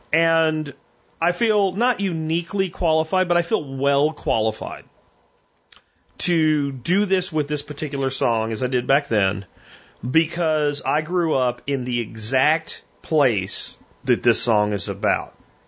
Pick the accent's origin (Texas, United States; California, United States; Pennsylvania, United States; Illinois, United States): Pennsylvania, United States; Schuylkill County; also born or lived in Northampton, Pennsylvania; where I grew up in Schuylkill County.